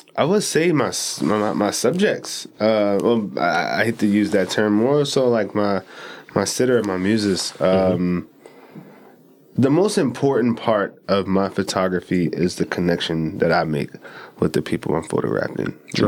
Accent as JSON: {"language": "English", "town": "Baltimore", "region": "Maryland", "country": "United States", "tie": "born or raised there", "said": "from east baltimore uh, born and raised"}